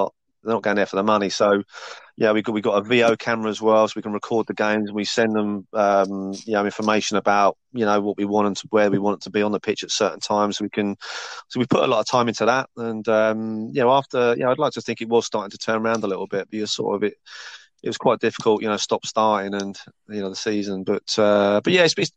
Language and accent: English; Chertsey, South East England, United Kingdom; Chertsey was sort of, obviously it's my hometown